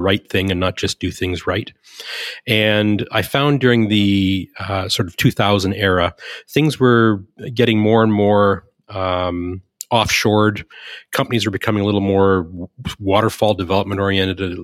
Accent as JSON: {"language": "English", "region": "Southern Ontario", "country": "Canada", "tie": "born or raised there", "also_born_or_lived": "Silicon Valley", "moved": "as an adult", "lives_now": "Winnipeg, Canada", "said": "I was born in Southern Ontario, which is kind of east. They call it the east, even though it's kind of the middle. It's more like New York in Canada. I went to school there"}